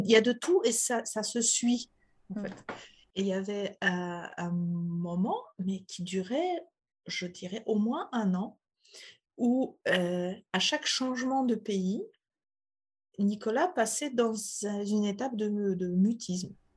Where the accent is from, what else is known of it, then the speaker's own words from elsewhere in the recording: Poland; French is a second language; moved away as an adult; now in France; je suis polonaise, donc je suis née en Pologne où j'ai grandi et j'ai vécu jusqu'à l'âge de 40 ans.